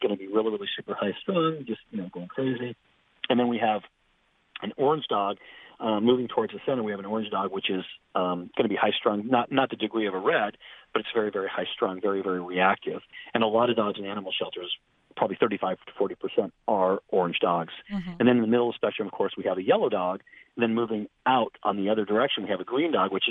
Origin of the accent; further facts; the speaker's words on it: Southern California, United States; I grew up in Southern California